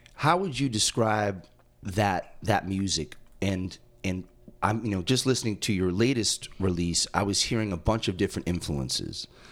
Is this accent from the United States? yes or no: yes; East Coast, United States; as a non-native growing up on the East Coast